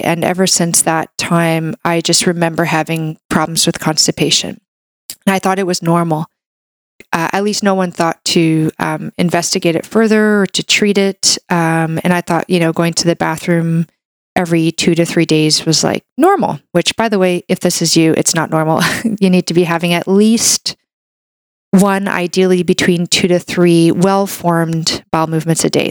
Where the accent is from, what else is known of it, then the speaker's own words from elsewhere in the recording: Canada; I'm a Canadian medical doctor